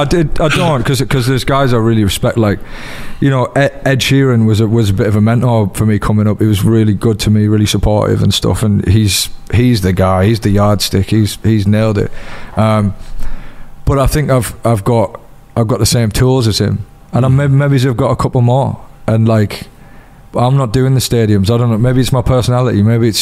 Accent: Middlesbrough, North East England, United Kingdom; accent: Borough; Like people say I've lost my Borough accent.

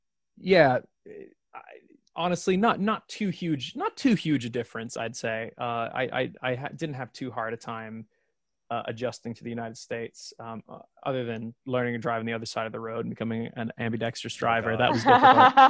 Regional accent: Australia; accent: mixed Irish-Australian; You know, like my accent, even back in Australia, was very bastardized and mixed and weird.

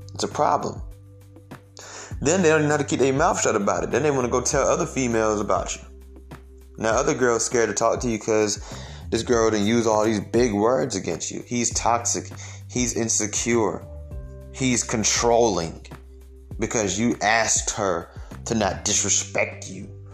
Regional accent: Georgia, United States; I'm from Georgia, you know what I'm saying? Like that's we have mostly Mexicans here

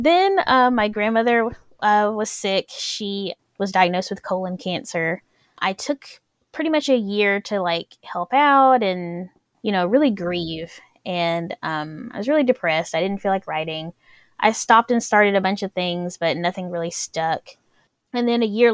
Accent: Alabama, United States; I'm an author from Alabama

